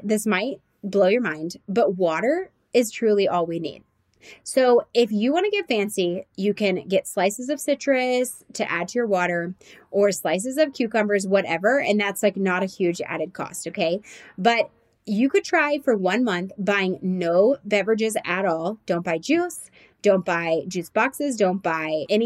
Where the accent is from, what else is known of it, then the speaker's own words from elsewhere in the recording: Nashville and Atlanta, the South, United States; we're from Nashville and Atlanta